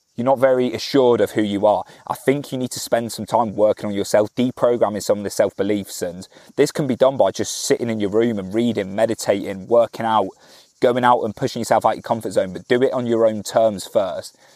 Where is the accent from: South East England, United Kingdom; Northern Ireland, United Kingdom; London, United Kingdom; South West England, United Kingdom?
South West England, United Kingdom; Cornwall; I'm from Cornwall